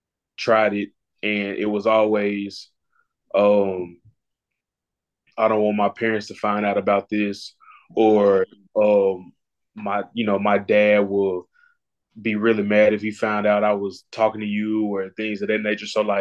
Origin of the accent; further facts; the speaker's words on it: Marion, Arkansas, United States; also born or lived in Jonesboro; So earlier I said I'm from Jonesboro. Like this is really my second home. So like I grew up in Marion, Arkansas.